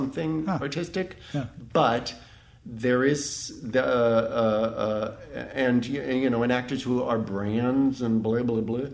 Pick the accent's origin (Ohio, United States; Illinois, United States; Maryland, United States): Ohio, United States; Dayton; moved away; I'm from Dayton, Ohio